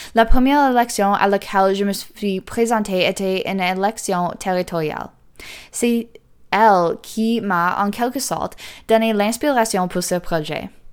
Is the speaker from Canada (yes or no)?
yes; the North, Northern Canada, Canada; chez nous, dans le Nord